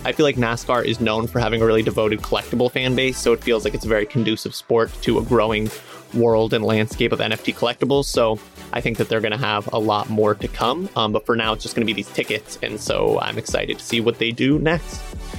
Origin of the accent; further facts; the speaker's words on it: New Jersey, United States; I was born in New Jersey